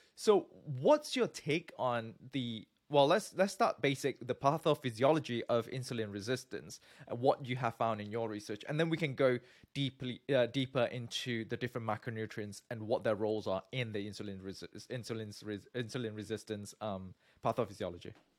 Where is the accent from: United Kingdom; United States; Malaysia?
Malaysia; moved away; also born or lived in Singapore; I'm from Malaysia originally